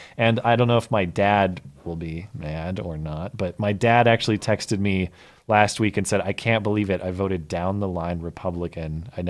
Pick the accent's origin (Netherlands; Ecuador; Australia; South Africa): Australia; As an Australian, I understand I haven't got a horse in this race